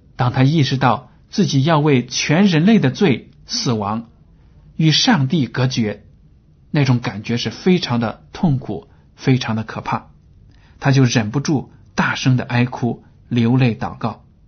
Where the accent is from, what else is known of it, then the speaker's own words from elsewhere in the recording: China; 这是我们中国人也经常说的话